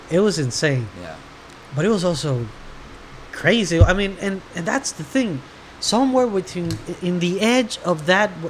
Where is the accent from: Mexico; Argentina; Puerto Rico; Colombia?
Puerto Rico; Trujillo Alto; Pues yo, yo me crié en Trujillo Alto, en el monte, monte urbano.